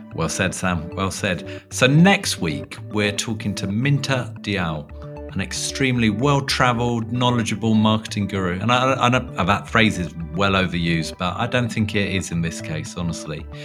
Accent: London, United Kingdom; within London, um, at my hometown

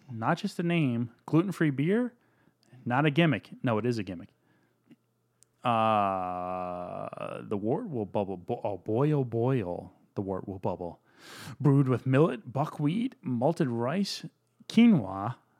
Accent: Virginia, United States; I grew up in Virginia.

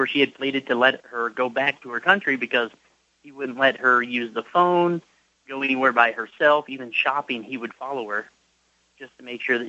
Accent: United States; also born or lived in Nevada; So I'm an American

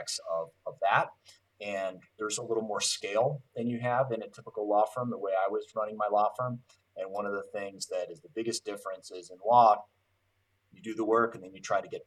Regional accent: Cleveland, Ohio, United States; I'm born and raised in Cleveland

